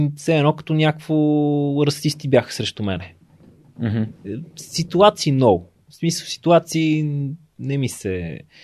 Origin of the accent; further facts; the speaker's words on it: Sofia, Sofia City, Bulgaria; аз съм си от София, имал съм си апартамент